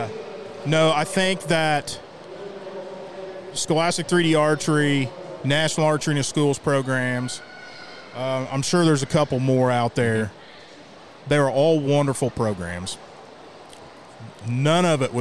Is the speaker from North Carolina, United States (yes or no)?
no; Browns, Illinois, United States; now in Olney, United States; I grew up in Browns